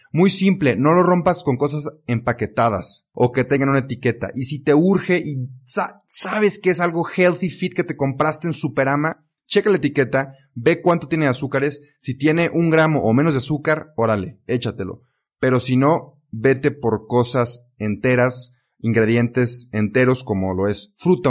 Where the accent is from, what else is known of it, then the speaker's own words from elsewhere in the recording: Mexico; also born or lived in Belgium; aquí en México, en mi país natal